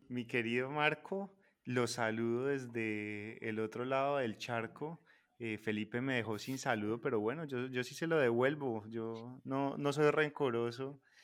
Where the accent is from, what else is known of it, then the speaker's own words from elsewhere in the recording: Chinchiná and Manizales area, Caldas, Colombia; por ser de mi tierra